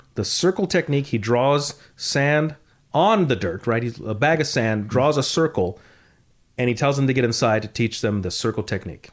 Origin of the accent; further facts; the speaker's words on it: the San Fernando Valley, California, United States; also born or lived in Panorama City; I grew up in the Valley